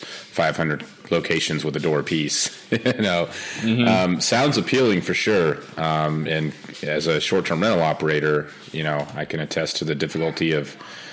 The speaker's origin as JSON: {"language": "English", "region": "Arizona", "country": "United States", "tie": "born or raised there", "moved": "yes", "said": "I grew up in Arizona"}